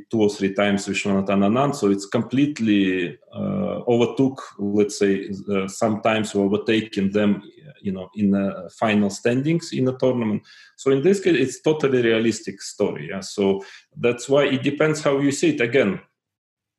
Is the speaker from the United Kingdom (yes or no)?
no; Tuapse, Krasnodar Krai, Russia; I was born in Tuapse, in a Russian provincial town in the south of Russia